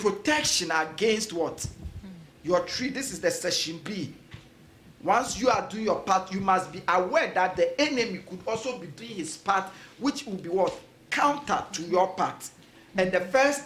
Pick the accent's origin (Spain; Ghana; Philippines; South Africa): Ghana; When I was growing up in Ghana, one of the beautiful things is every morning you hear early at dawn, you hear birds singing